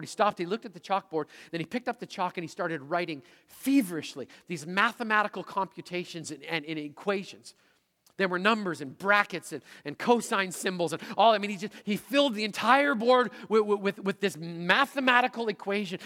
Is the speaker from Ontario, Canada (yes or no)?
no; Manitoba, Canada; moved away as an adult; also born or lived in Seattle; I'm a prairie kid from Manitoba